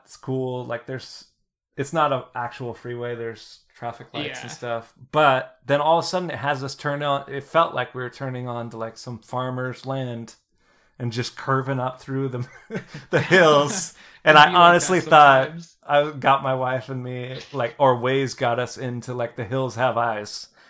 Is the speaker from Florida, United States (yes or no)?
no; New Orleans, Louisiana, United States; I came from New Orleans and I was like, fuck, what the hell?